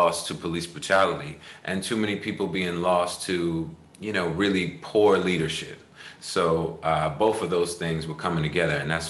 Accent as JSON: {"language": "English", "area": "Long Island", "region": "New York", "country": "United States", "tie": "born or raised there", "said": "I'm from Long Island"}